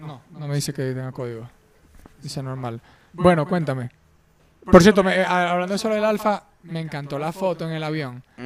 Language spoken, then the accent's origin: Spanish; Venezuela; siendo venezolano